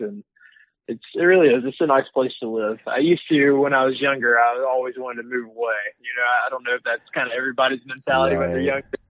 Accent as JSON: {"language": "English", "region": "Georgia", "country": "United States", "tie": "born or raised there", "said": "born and raised in Georgia, obviously you can tell with my accent. I kind of spent my whole life here."}